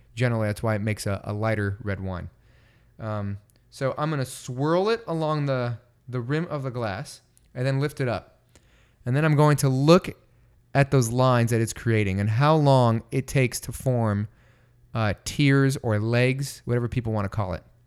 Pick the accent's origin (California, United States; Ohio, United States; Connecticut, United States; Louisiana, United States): California, United States; Bay Area; growing up in the Bay Area